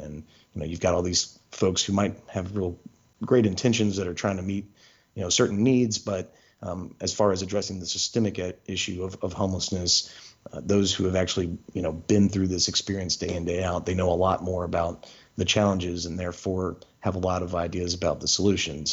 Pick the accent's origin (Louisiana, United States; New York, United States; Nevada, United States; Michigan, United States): Louisiana, United States; Shreveport; now in Memphis, United States; I was born in Shreveport, 1988